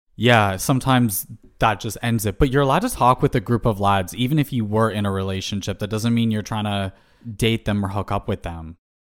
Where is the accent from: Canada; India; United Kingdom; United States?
Canada; as a Canadian